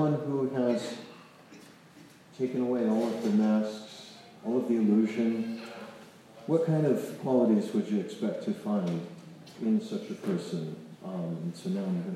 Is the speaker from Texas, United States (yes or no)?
no; North Carolina, United States; I'm from North Carolina